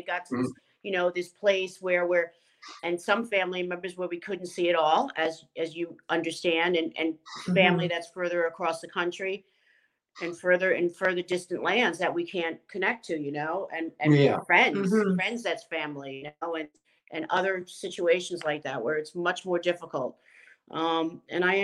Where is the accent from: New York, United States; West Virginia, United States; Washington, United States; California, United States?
New York, United States; Long Island; also born or lived in The Bronx, New York City; I grew up in a house, in a household in Long Island. I started in New York City in the Bronx, and then we made our way to Long Island